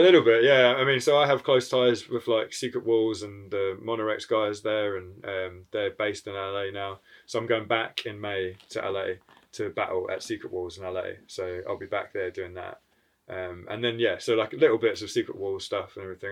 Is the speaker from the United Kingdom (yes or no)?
no; New Zealand; moved away; I'm from New Zealand originally, and then so I go back to that side of the world quite regularly